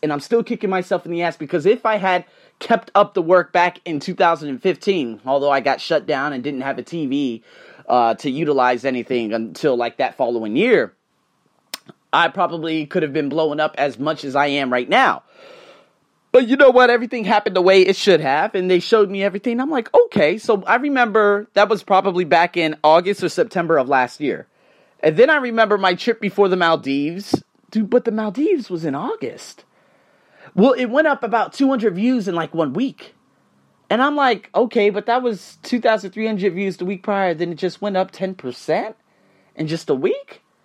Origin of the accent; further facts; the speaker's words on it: Las Vegas, Nevada, United States; moved away as an adult; now in Bangkok, Thailand; I was born and raised in the Vegas craze, I've been living here, in Bangkok for five goddamn years, no, well not, well in Thailand for five years